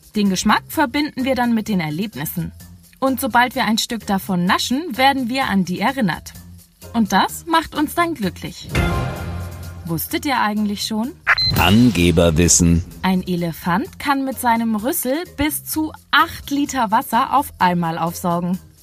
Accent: Germany

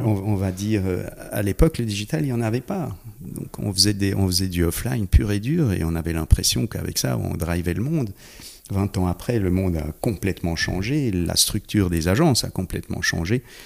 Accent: Geneva, Switzerland; j'ai grandi sur Genève

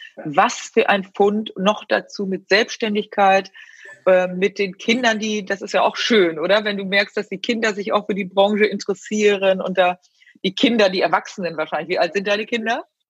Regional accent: Rheine, North Rhine-Westphalia, Germany; ich komme ja auch aus der Gegend, also ich komme aus Rheine oder Spelle bei Rheine meine Mutter ist ja Münsterländerin

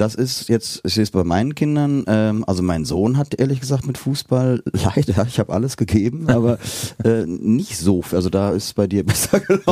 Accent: Bergisches Land, North Rhine-Westphalia, Germany; now in Cologne, Germany; ich komme ja aus dem Bergischen

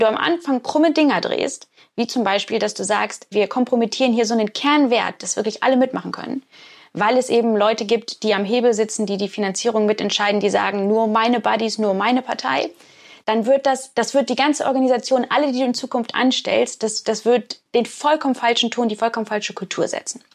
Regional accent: Hamburg, Germany; now in Oxford, United Kingdom; weil ich ja in Hamburg groß geworden bin

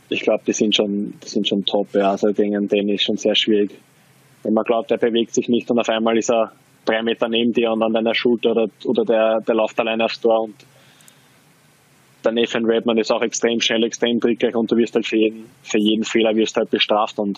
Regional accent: Austria; Also ich, ich drücke natürlich jetzt als Österreicher den Linzer die Daumen, das ist klar.

